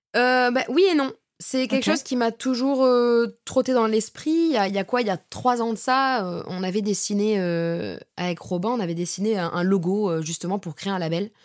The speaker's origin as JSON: {"language": "French", "town": "Bordeaux", "region": "Nouvelle-Aquitaine", "country": "France", "moved": "as an adult", "lives_now": "Paris, France", "said": "je suis montée sur Paris parce que de base, je suis de Bordeaux"}